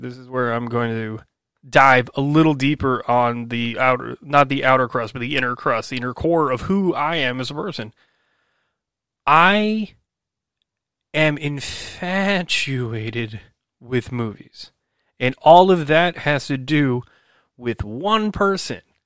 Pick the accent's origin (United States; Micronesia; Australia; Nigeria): United States; New Jersey; also born or lived in New York City / Illinois; I was born and raised in New Jersey